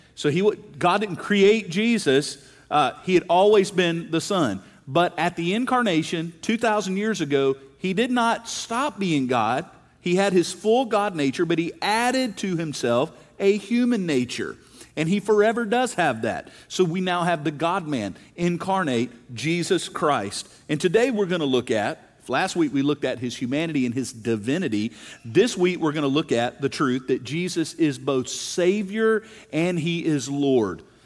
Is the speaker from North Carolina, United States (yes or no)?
no; South Mississippi, United States; I grew up in South Mississippi